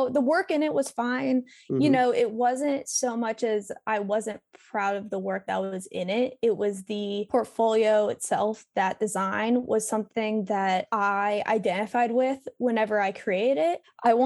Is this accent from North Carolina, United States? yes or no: yes; Raleigh, North Carolina, United States; moved away as an adult; also born or lived in Columbia; now in Raleigh, United States; I moved back to Raleigh, North Carolina, which is where I'm originally from